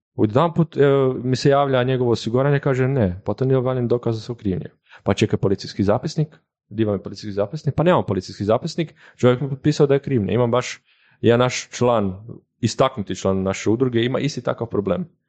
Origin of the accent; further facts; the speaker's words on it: Koprivnica, Koprivnica-Križevci County, Croatia; moved away as an adult; now in Zagreb, Croatia; dolazim inače iz Koprivnice, sad radim za njih